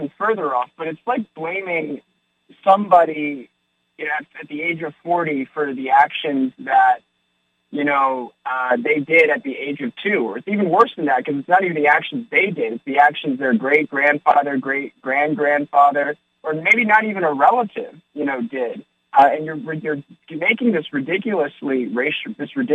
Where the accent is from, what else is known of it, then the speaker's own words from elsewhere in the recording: Maryland, United States; I was born in Maryland, actually, but my parents came from China